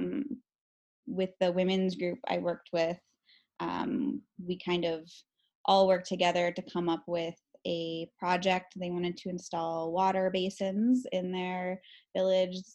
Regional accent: Chicago, Illinois, United States; also born or lived in Guatemala; Um, I am from Chicago, although I did go to um, junior high and high school in the south suburbs.

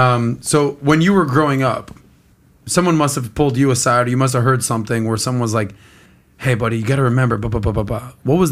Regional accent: South Beach, Florida, United States; I grew up in South Beach. I get it.

